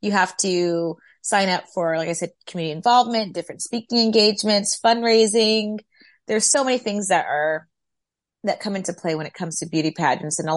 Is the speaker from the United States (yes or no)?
yes; New Brunswick, New Jersey, United States; also born or lived in Brooklyn, New York / Oxnard, California; my dad was in the Navy, so I was born in Brooklyn, New York, and I spent half of my childhood in New Brunswick, New Jersey, and I finished out high school in Oxnard, California.